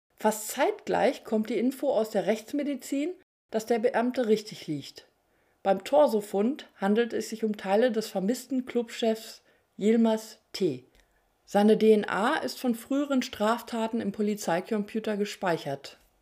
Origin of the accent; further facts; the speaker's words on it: near Bad Gandersheim, Lower Saxony, Germany; in der Nähe meiner Heimatregion stattfand. Da ich vom Land komme